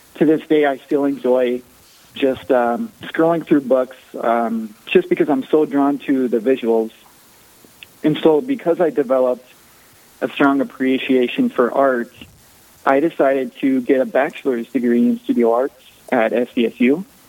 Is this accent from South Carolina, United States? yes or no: no; Sioux Falls, South Dakota, United States; I was born here in Sioux Falls and uh, raised in a very uh, a very strong Catholic family